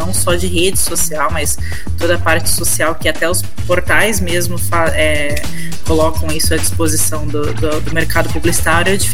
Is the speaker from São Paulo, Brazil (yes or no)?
yes; Bauru, São Paulo, Brazil; Eu nasci em São Paulo, né? Mas morava em Bauru.